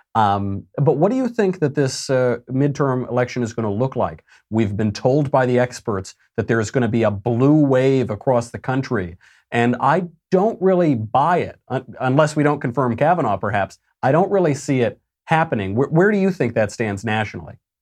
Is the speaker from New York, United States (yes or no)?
yes; New York, United States; now in California, United States; I'm from New York. I live in California